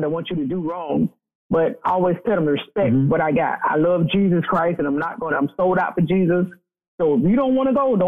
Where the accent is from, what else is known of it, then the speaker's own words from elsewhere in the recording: Fort Myers, Florida, United States; growing up in Fort Myers, it's a small town in Florida